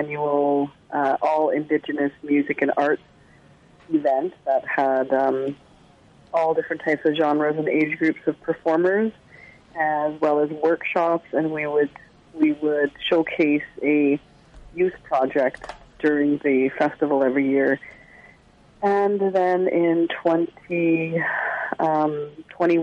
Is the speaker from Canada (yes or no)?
yes; Secwepemc Nation, British Columbia, Canada; the nation that I'm from the Tsleil-Waututh Nation, and Tecumloops is a part of that nation